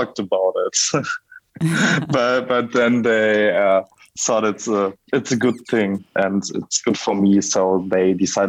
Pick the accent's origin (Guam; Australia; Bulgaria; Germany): Germany; Bochum, North Rhine-Westphalia; I grew up in Bochum. It's a city in Western Germany.